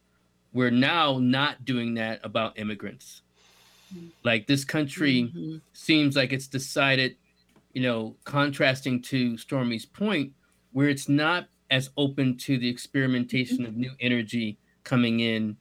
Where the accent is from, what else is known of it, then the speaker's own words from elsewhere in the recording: United States; as an American